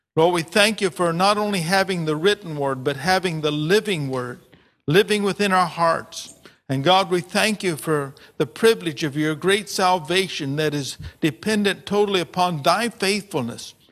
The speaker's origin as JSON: {"language": "English", "country": "United States", "said": "my language as American"}